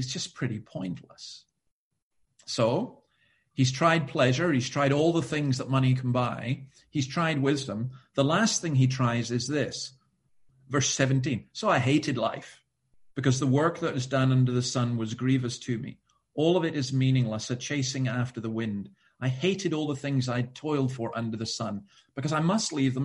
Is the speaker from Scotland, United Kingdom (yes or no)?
yes; Scotland, United Kingdom; I'm Scottish